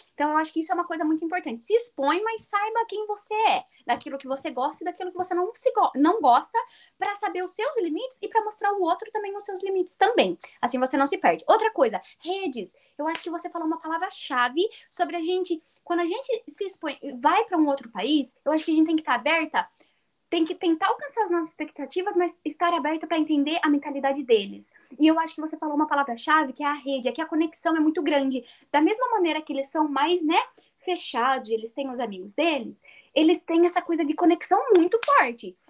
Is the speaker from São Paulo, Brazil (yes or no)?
yes; São Paulo, Brazil; moved away as an adult; eu sou de São Paulo